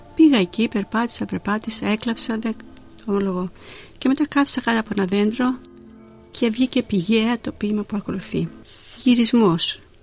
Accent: Zakynthos, Ionian Islands, Greece; moved away as an adult; also born or lived in Athens, Greece; now in Melbourne, Australia; Γεννήθηκα στη Ζάκυνθο, την υπέροχη και την όμορφη

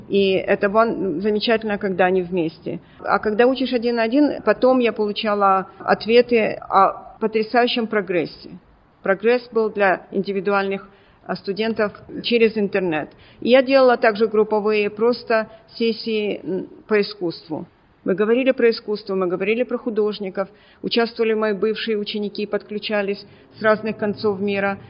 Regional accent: Odesa, Odesa Oblast, Ukraine; now in Melbourne, Australia; Я родом из Одессы

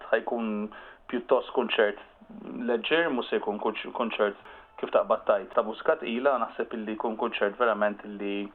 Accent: Malta; aħna Maltin

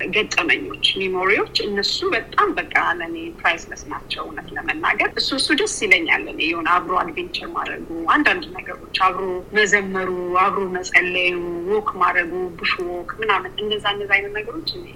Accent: Ethiopia; now in Sydney, Australia

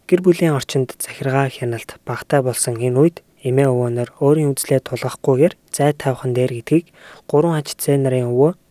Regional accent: Mongolia; moved away; Гадаад улсад амьдран суудаг монголчууд бидний хувьд

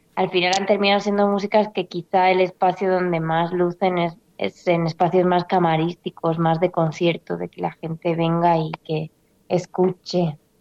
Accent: Catalonia, Spain; also born or lived in Argentina; me fui muy pequeñita para España a los tres años y me crié allá.

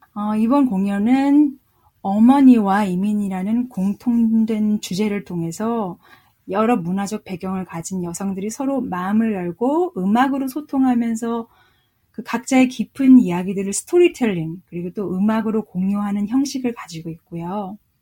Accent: South Korea; also born or lived in United States; now in Melbourne, Australia; 제가 한국에서 태어나서 미국에서 재즈 공부를 했고

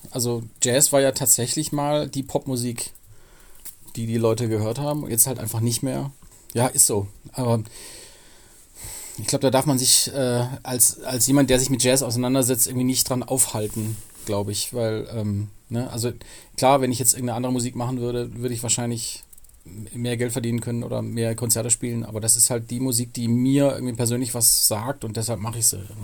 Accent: Pforzheim, Baden-Württemberg, Germany; now in Cologne, Germany

